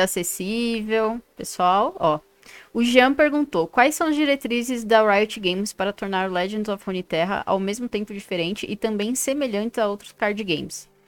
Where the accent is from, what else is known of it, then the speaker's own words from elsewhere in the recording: São Paulo, Brazil; now in Brasília, Brazil; eu sou de São Paulo e tô em Brasília